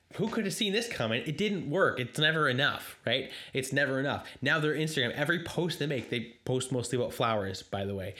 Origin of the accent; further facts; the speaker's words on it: Canada; I'm a Canadian myself